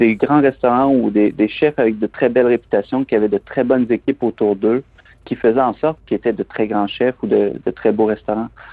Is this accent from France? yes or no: no; Plessisville, Quebec, Canada; moved away as an adult; also born or lived in Montreal / London; je suis originaire des Bois-Francs, je suis originaire de la région de Plessisville.